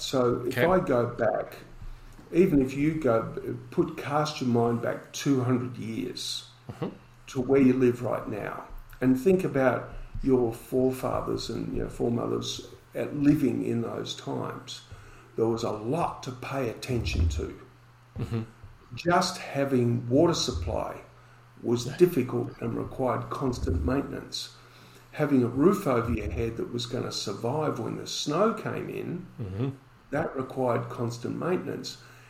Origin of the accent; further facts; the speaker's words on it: Collingwood, Victoria, Australia; when I was growing up in Collingwood, if you wanted to place a bet, you had to walk out the door, walk down the street, round the corner to go into the betting shop.